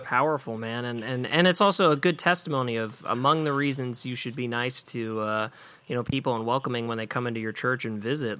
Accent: Memphis, Tennessee, United States; I am from Memphis

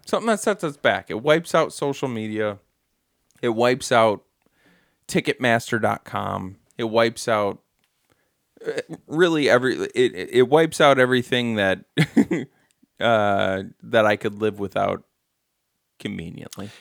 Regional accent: Bad Axe, Michigan, United States; I grew up in Bad Axe

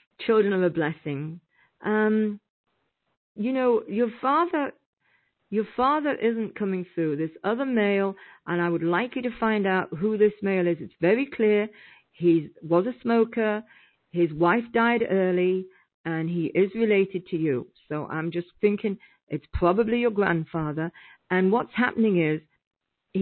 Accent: United Kingdom; I'm British, so we have different meanings for different things.

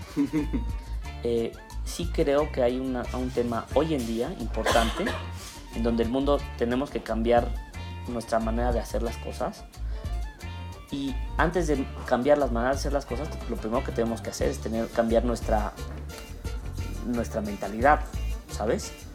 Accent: Mexico; como mexicanos

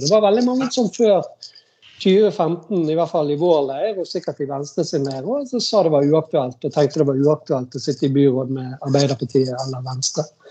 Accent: Bergen, Vestland, Norway; jeg er oppvokst i Hjalmaren

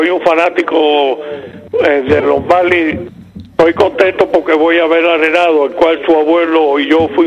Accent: San Luis, Santiago de Cuba, Cuba; moved away; yo soy de San Luis, ahí se quita Santiago de Cuba.

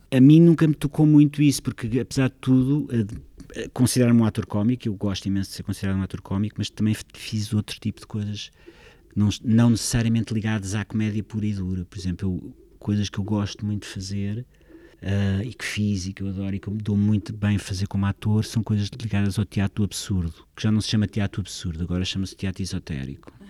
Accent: Lisbon, Portugal; Eu sou mesmo lisboeta e é a minha cidade

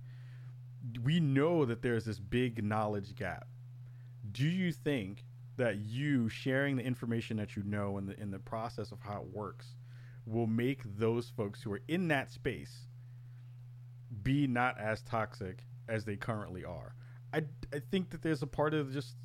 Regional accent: New York City, New York, United States; growing up in the Bronx when I was, you know, in my young days in the early 80s

